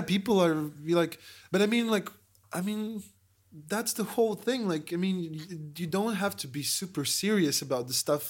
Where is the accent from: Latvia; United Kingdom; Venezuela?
Latvia; We're tourists from Latvia